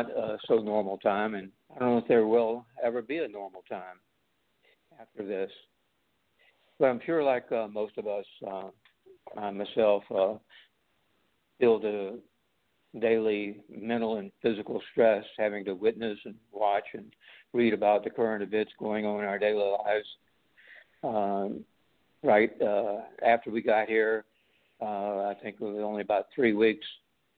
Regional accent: the South, United States; also born or lived in California; now in North Carolina, United States; I was raised in the South.

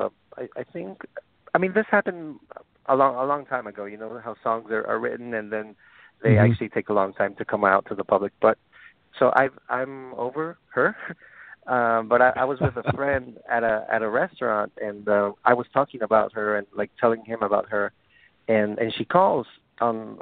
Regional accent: Bolivia; It's my dad was born in Poland, but I was born in Bolivia

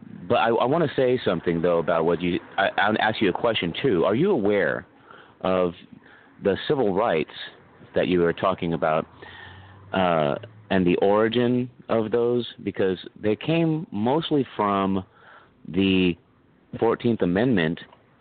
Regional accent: Scotland, United Kingdom; But you have to remember that you can't, I'm not white because I'm Scottish.

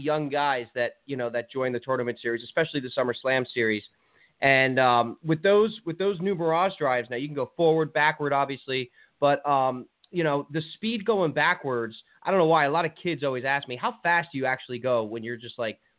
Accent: New Jersey, United States; You know, I'm from New Jersey, so I'm used to catching, you know, fluke and flounder.

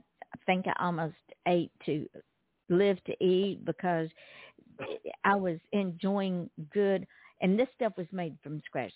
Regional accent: Georgia, United States; now in Florida, United States; I live in Florida now. I was born and raised in Georgia.

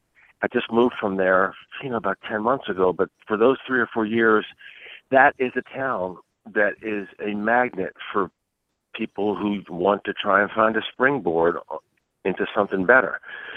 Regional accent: Baltimore, Maryland, United States; Once I get out, that's my hometown, believe me. You know, Baltimore Colts, Ravens, Orioles, you name it, man. I am there. I grew up, you know, 8 miles away from Memorial Stadium. So, I mean, I'm Baltimore all the way.

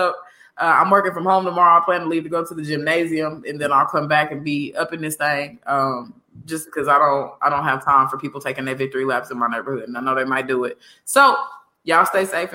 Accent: Kansas City, Missouri, United States; From the town, baby. Kansas City, Missouri.

